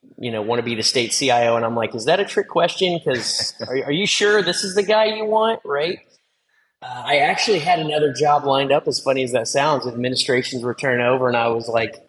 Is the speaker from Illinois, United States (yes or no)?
no; Southern Indiana, United States; growing up in Southern Indiana, where it's pretty rural